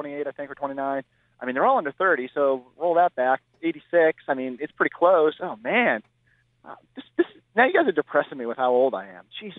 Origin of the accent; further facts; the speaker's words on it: Worcester, Massachusetts, United States; I grew up here in Worcester